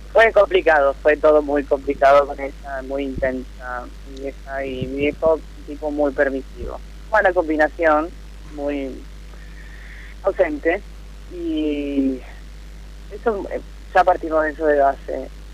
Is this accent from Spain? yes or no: no; Lanús, Buenos Aires Province, Argentina; yo soy de Lanús, acá de zona